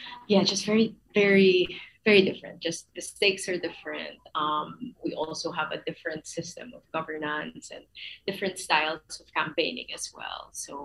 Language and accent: English; Philippines; moved away as an adult; now in Australia; my experience is I grew up in the Philippines. So I moved to Australia as a migrant, as an adult already. So I'm in my 30s. I moved maybe 5 years ago.